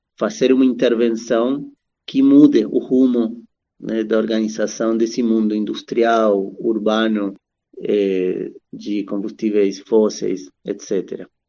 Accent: Argentina; also born or lived in Brazil; now in São Paulo, Brazil; eu nasci na Argentina, mas já um, faz um bom tempo que estou por aqui no Brasil

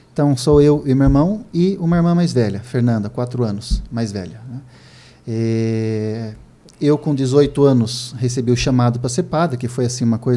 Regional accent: Piracicaba, São Paulo, Brazil; accent: Piracicaba (caipira); now in São Paulo, Brazil; Eu já tenho sotaque de Carpira, né? De Piracicaba, misturou com os anos que eu já estou na comunidade, morando em São Paulo.

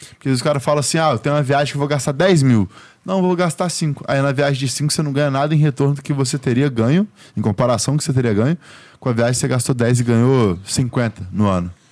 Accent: Goiás, Brazil; Pô, eu vim do interior de Goiás

